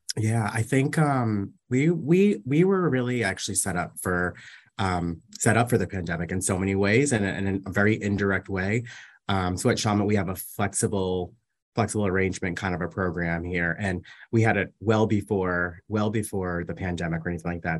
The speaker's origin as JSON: {"language": "English", "region": "Massachusetts", "country": "United States", "tie": "born or raised there", "moved": "as an adult", "lives_now": "New York City, United States", "said": "I was raised in Massachusetts, and I spent the majority of my life in Massachusetts"}